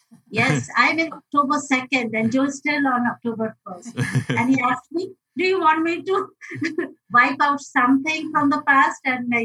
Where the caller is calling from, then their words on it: Mumbai, Maharashtra, India; I'm joining in from Mumbai, India